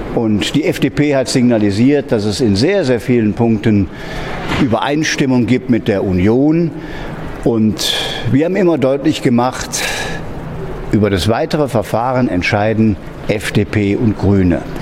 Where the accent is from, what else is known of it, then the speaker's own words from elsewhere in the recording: Serbia; moved away as an adult; in meinem Heimatland nach all diesen Jahren, 20 Jahre Tätigkeit im Ausland